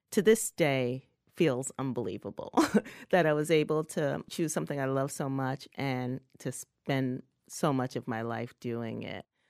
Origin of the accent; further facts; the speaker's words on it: New York, United States; also born or lived in the South (US); I grew up in New York